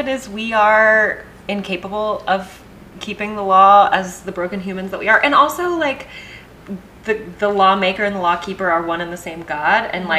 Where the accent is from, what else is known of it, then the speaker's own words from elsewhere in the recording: Texas, United States; I grew up in Texas for most of my life